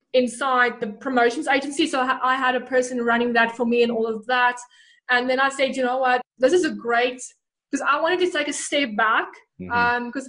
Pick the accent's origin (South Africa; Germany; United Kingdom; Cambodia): South Africa; Bloemfontein, Free State; accent: Afrikaans; English is a second language; moved away as an adult; also born or lived in Port Elizabeth, South Africa; now in New Zealand; I'm originally from Bloemfontein, which is very farm